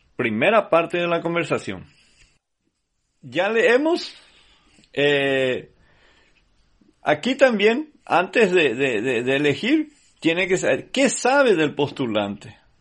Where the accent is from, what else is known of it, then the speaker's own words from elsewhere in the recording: Paraguay; nosotros como paraguayos